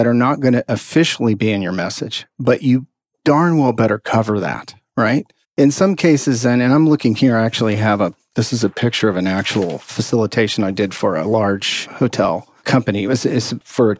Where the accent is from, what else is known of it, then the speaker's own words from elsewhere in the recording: Texas, United States; I'm from Texas